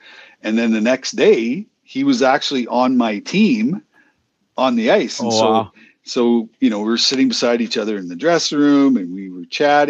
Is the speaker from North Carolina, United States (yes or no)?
no; Boston, Massachusetts, United States; talking about hockey and growing up in Boston, being a Bruins fan, a Red Sox fan, a Celtics fan, you know.